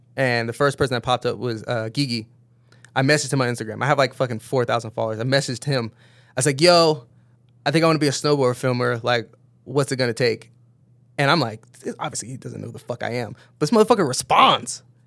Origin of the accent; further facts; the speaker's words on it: Downey, California, United States; also born or lived in Berkeley, California; grew up in L A, moved down to L A probably like kindergarten, first grade maybe